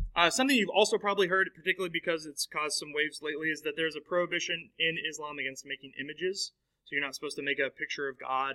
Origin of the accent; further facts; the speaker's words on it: United States; we, as American Christians